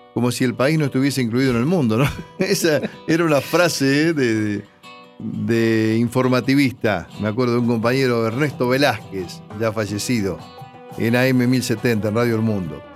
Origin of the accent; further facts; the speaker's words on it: 25 de Mayo, Buenos Aires Province, Argentina; moved away; la gente de mi pueblo